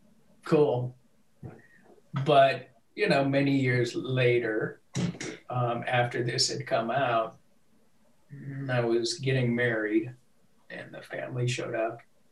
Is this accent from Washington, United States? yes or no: yes; Seattle, Washington, United States; moved away as an adult; I came from Seattle.